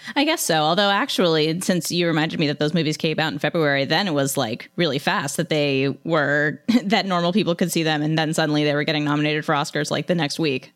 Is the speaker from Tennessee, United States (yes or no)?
no; Western Pennsylvania, United States; I'm from Western Pennsylvania